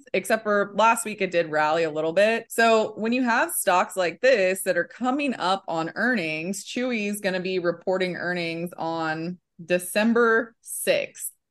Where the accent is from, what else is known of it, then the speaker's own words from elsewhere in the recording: Kansas City, United States; accent: Midwest; I'm from Kansas City.